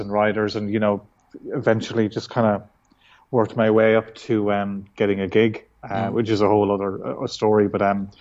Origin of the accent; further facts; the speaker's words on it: west of Ireland, Ireland; now in Dublin, Ireland; I'm from Ireland, from the west of Ireland, which is kind of more rural than, say, where I live now, which is Dublin